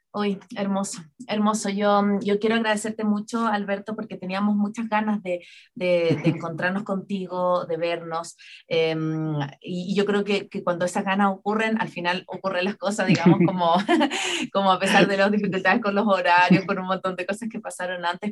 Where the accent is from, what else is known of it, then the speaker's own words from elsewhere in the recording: Chile; now in Ecuador; Chile, en mi país de origen